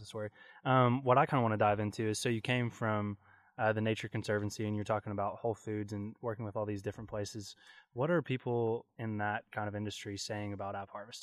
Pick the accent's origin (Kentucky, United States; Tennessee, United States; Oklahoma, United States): Kentucky, United States; I'm born and raised in Kentucky